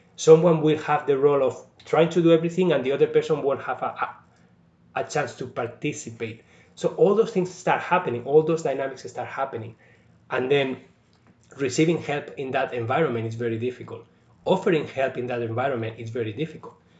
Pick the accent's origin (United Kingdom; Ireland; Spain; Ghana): Spain; also born or lived in India; now in Sault Ste. Marie, Canada; I'm from Spain, but I was in India over a year